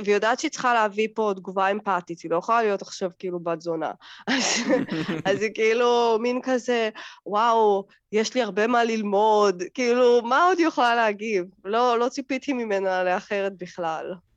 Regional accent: Russia; now in Israel; אני יכולה להגיד על עצמי קצת בתור רוסייה

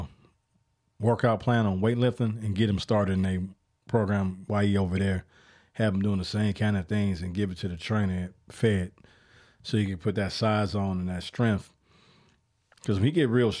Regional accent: Chicago, Illinois, United States; And I'm from the Midwest. I'm from Chicago

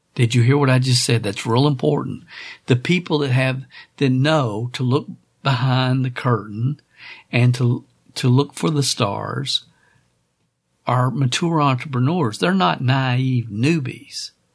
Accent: Kentucky, United States; growing up in Kentucky

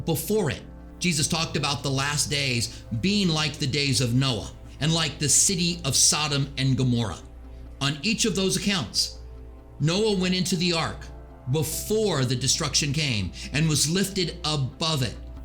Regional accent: United States; I'm an American

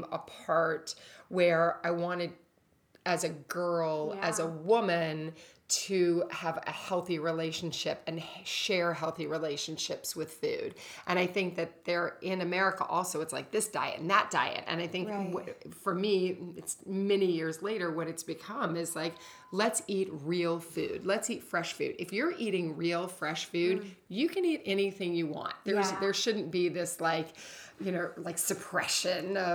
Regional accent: Kentucky, United States; moved away; growing up in Kentucky

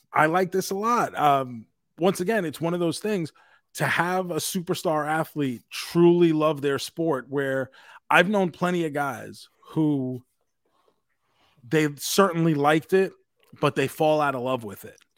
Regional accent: New York, United States; us growing up in New York

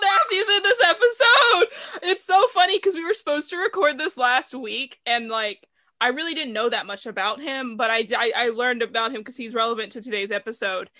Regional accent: the South, Southern United States, United States; I'm from the South, rural, middle of nowhere area. So I grew up listening to country music

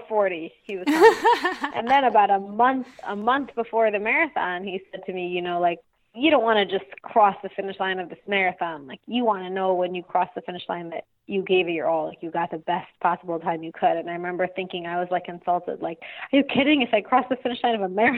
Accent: Passaic, New Jersey, United States; I grew up in New Jersey, actually in Passaic, northern New Jersey

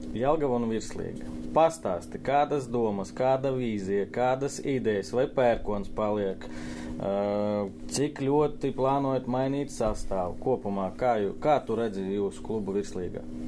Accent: Latvia; Es esmu latvietis

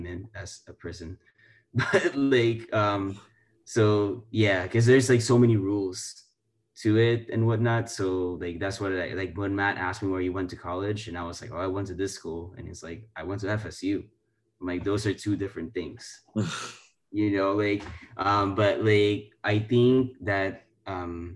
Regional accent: Philippines; now in United States; I grew up in the Philippines, this is my background

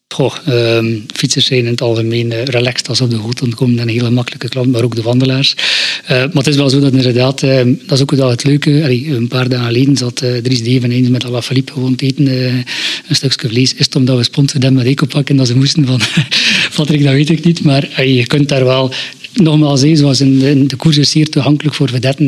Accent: Torhout, Flanders, Belgium; now in Flemish Ardennes, Belgium; ik ben afkomstig van Terhout en, tussen Terhout en Brugge.

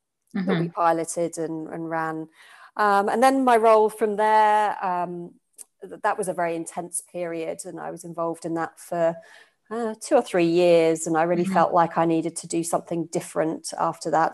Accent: United Kingdom; moved away as an adult; now in Australia; you probably pick up from my accent. I'm from the UK originally

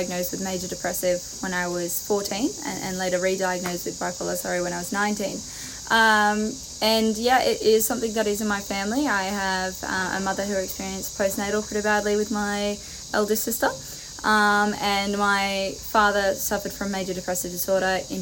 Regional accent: Newcastle, New South Wales, Australia; I'm from Newcastle originally.

